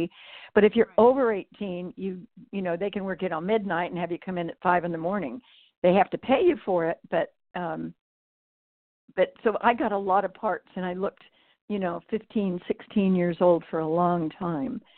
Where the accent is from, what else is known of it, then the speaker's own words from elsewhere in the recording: Northern California, United States; now in Napa Valley, California, United States; I was raised in Northern California on a farm